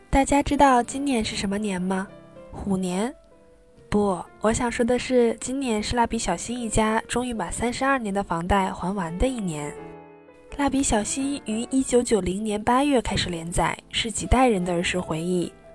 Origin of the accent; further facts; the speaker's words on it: Northeast China, China; moved away; 主要是我来自东北